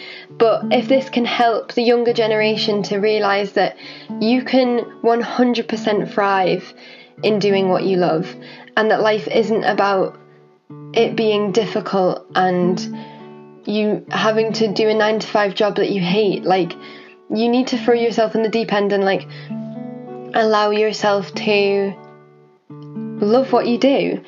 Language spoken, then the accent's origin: English; Orkney, Scotland, United Kingdom; also born or lived in Halifax / North Yorkshire; I was born in Halifax, and then I moved to North Yorkshire, like outside of Whitby, and lived there for a while. And then Mum and Dad one day just plunged it on me and my sister that we were moving to Orkney